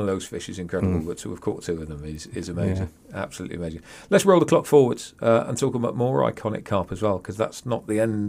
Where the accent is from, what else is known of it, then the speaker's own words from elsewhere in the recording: West Midlands, United Kingdom; Yeah, you know, I'm from the North... Well, North Midlands, North West Midlands.